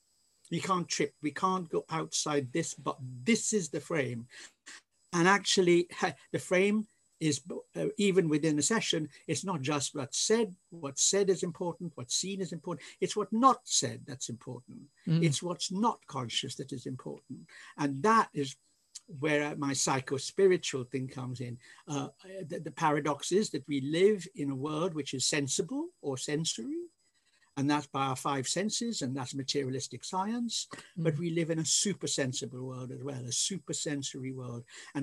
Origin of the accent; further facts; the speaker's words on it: India; born there; because I was born in India and I'm Anglo-Indian